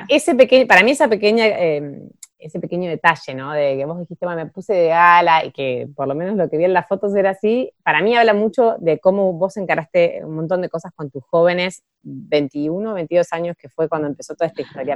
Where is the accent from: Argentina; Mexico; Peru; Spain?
Argentina; Bahía Blanca, Buenos Aires Province; moved away as an adult; now in Ushuaia, Argentina; yo nací en Bahía, viví toda mi adolescencia, mi infancia, no sé qué, después terminé el colegio y yo me fui a estudiar a Buenos Aires